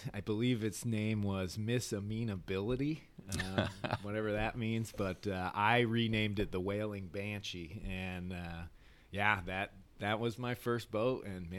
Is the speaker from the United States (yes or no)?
yes; Michigan, United States; Well, so yeah, growing up there, obviously you're surrounded by water. You've got the Great Lakes, and then we lived very close to an inland lake called Walloon Lake